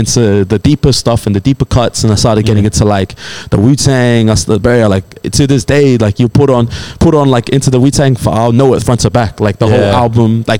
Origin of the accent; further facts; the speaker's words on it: Australia; I soaked up a lot of music from just growing up here in Australia